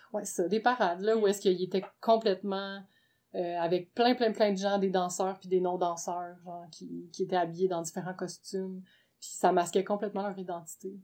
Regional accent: Gatineau, Quebec, Canada; now in Montreal, Canada; à l'origine, je viens de Gatineau

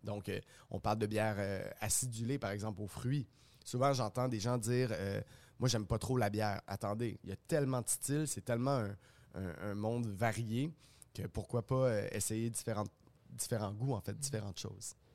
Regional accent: Montreal, Quebec, Canada; On est fiers, je trouve, en tant que Montréalais et en tant que Québécois aussi, de consommer local.

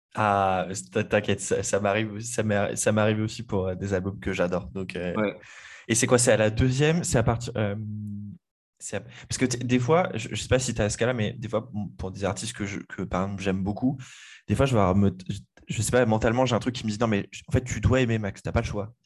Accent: Le Mans, Pays de la Loire, France; je suis originaire du Mans, pas de, pas de Paris

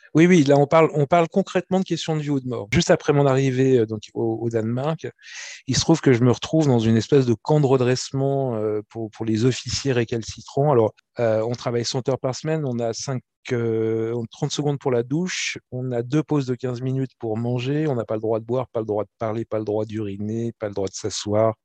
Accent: France; je suis français

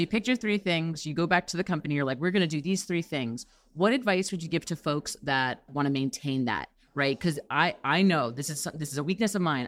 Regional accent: New York, United States; now in Los Angeles, United States; I'm from New York originally

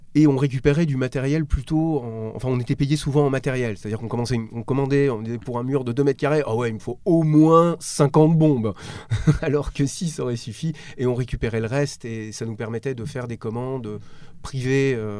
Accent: Strasbourg, Grand Est, France; Je viens d'une, d'une ville moyenne, je suis originaire de Strasbourg.

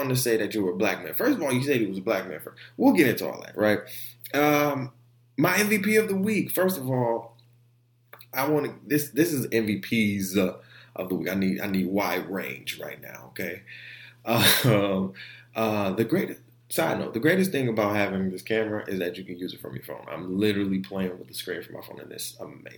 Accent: Orlando, Florida, United States; also born or lived in Detroit; I'm from Orlando. You know, I was born in Orlando

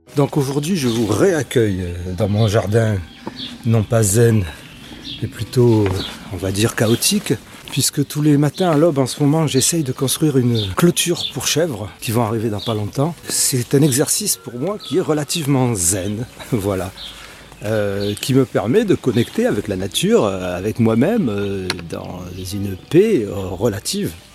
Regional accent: Marseille, Provence-Alpes-Côte d'Azur, France; moi je suis marseillais

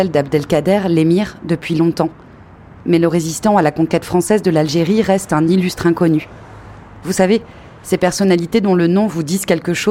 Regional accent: Marseille, Provence-Alpes-Côte d'Azur, France; Je suis marseillaise, comme vous.

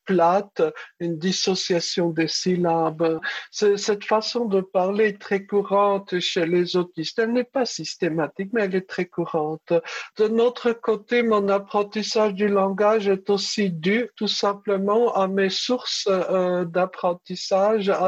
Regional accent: France; Donc j'avais répondu en arabe que je venais de France.

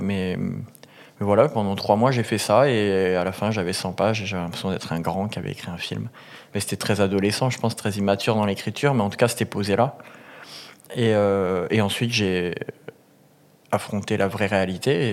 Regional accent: a small village near Montpellier, Occitania, France; je viens de, grossièrement d'un petit village du sud. Mhm. J'ai grandi à Montpérou

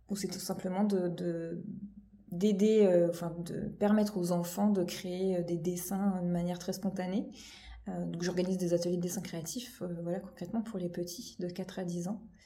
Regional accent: Normandy, France; also born or lived in Palaiseau, France / Paris region, France; now in Loire-Atlantique, France; je suis normande de, de, base, mais j'ai vécu une grande partie région parisienne

